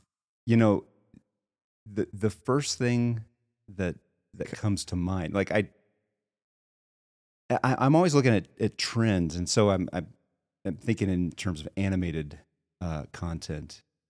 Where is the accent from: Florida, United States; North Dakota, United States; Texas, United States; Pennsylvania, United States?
Texas, United States; Houston; also born or lived in Los Angeles, California; now in Spokane, United States; I'm originally from Houston, Texas.